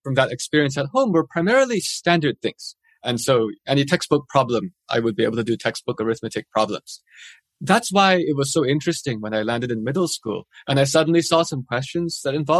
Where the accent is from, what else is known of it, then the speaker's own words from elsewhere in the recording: Madison, Wisconsin, United States; now in Pittsburgh, United States; I grew up in Madison, Wisconsin